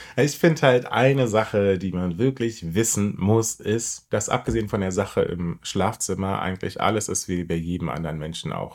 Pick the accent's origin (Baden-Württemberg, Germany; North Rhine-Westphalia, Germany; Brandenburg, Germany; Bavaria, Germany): Brandenburg, Germany; ich bin in Brandenburg groß geworden